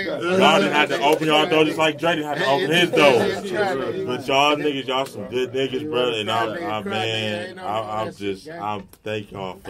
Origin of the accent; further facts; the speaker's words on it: Oakland, California, United States; I'm from West Oakland.